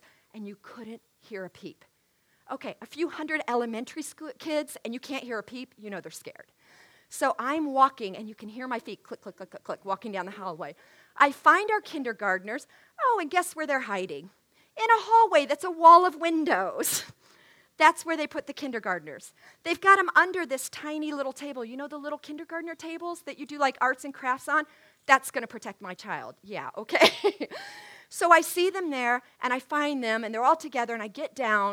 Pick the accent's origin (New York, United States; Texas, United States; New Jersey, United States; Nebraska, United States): Texas, United States; now in St. Charles, United States; I grew up living in Texas in Tornado Alley